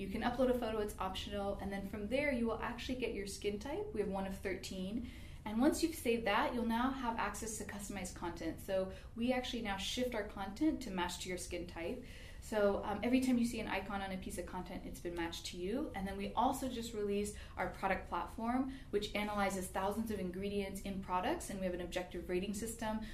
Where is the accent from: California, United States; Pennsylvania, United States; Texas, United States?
California, United States; Bay Area; now in Sacramento, United States; I'm actually from California, the Bay Area